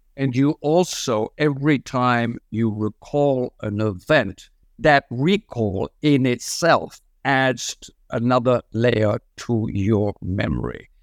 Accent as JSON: {"language": "English", "country": "France", "tie": "born or raised there", "moved": "yes", "said": "I was brought up in French culture"}